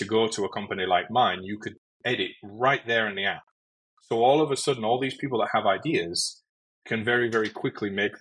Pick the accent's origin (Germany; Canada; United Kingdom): United Kingdom; moved away as an adult; now in United States; to me as a Brit when I first moved to the US